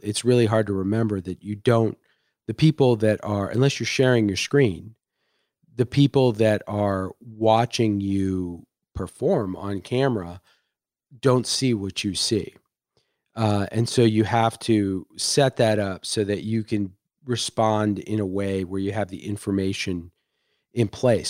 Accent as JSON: {"language": "English", "town": "Washington", "region": "District of Columbia", "country": "United States", "tie": "born or raised there", "moved": "yes", "lives_now": "Seattle, United States", "said": "I grew up in Washington, D C."}